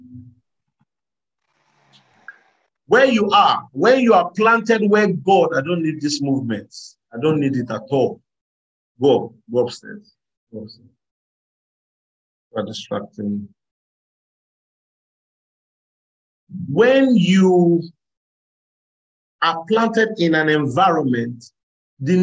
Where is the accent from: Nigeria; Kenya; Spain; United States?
Nigeria; So if I was born in Nigeria